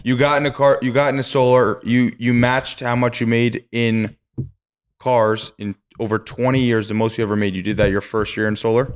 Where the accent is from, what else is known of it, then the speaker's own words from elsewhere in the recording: Poughkeepsie, New York, United States; when I was born in Poughkeepsie